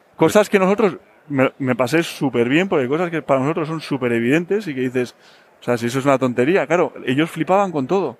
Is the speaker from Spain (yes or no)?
yes; Basque Country, Spain; yo soy del País Vasco, que, que la cosa eh, hemos crecido con cosas más complicadas